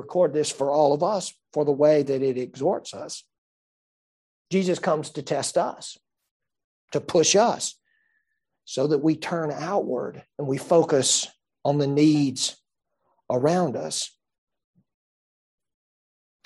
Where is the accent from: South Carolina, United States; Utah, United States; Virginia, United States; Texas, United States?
South Carolina, United States; Greenville County; I was born and raised here in Greenville County, and I've lived most of my life here in the upstate